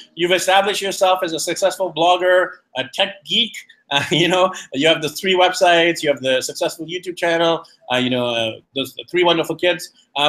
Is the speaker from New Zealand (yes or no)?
no; Canada; also born or lived in Vancouver; I am actually Indian, but born in Canada